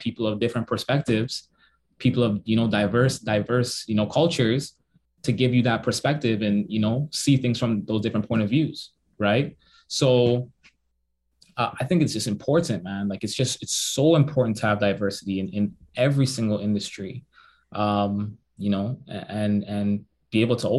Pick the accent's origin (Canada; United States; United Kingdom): Canada; Toronto, Ontario; also born or lived in Waterloo, Ontario; I'm from Toronto, I'm from Jane and Finch